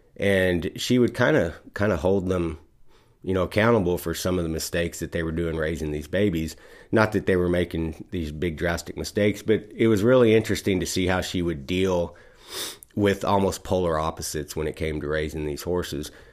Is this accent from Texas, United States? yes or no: yes; Texas, United States; moved away; I was from Texas